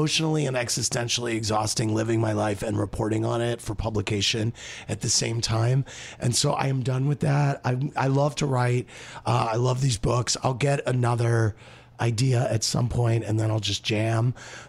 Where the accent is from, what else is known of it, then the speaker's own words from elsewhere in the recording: Springfield, Missouri, United States; I'm from Springfield, Missouri.